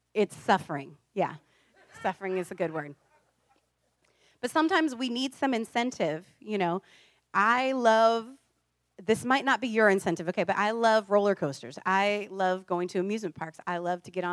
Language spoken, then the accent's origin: English; Iowa, United States; now in California, United States; I grew up in a farm town